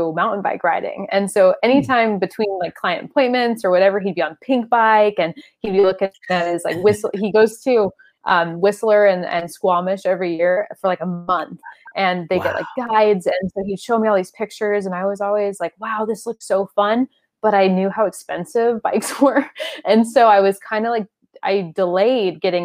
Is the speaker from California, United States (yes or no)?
yes; San Diego, California, United States; I grew up in San Diego